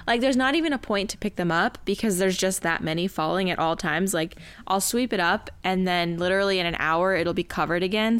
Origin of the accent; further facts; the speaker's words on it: Tucson, Arizona, United States; growing up in Tucson with rattlesnakes